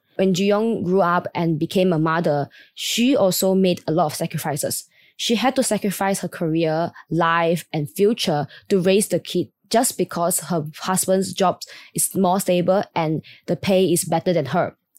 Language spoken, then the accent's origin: English; Malaysia; I was born and raised in Malaysia